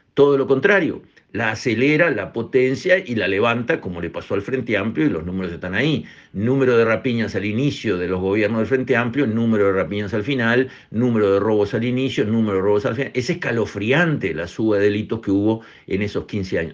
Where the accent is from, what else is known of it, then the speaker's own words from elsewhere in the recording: Uruguay; acá somos todos uruguayos